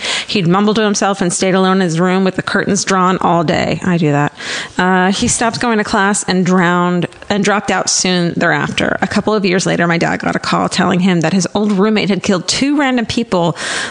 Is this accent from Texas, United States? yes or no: no; Wellington, Ohio, United States; When I was in college, this kid from my hometown in Wellington, Ohio